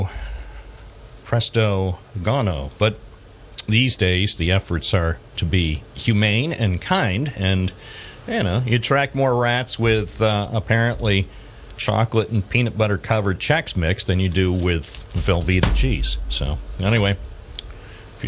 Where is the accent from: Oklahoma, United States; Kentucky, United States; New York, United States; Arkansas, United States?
New York, United States; Endwell; born or raised there; also born or lived in Endicott, New York